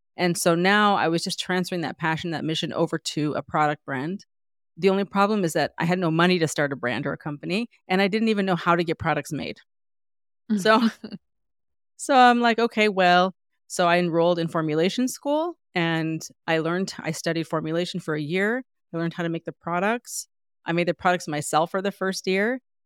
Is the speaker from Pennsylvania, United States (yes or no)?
no; San Diego, California, United States; moved away as an adult; now in New York, United States; I felt like everyone was Mexican American growing up because I grew up in San Diego